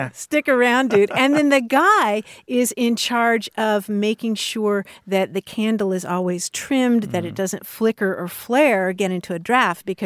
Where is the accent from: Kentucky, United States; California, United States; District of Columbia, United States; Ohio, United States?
Kentucky, United States; moved away; growing up in Kentucky